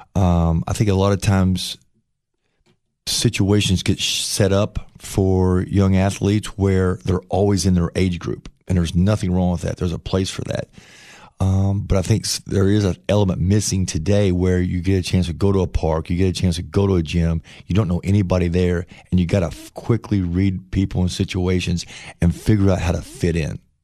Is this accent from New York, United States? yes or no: no; Paintsville, Kentucky, United States; moved away; also born or lived in Chillicothe, Ohio / Ashland, Kentucky; I'm from Kentucky. I grew up in Kentucky